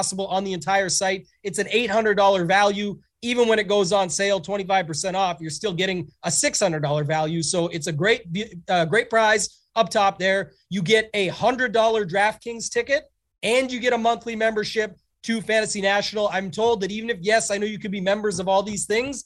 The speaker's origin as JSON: {"language": "English", "country": "Canada", "said": "being Canadian"}